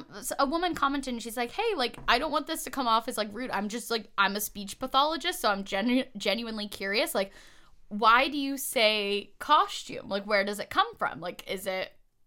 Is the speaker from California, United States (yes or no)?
yes; Southern California, United States; I grew up in Southern California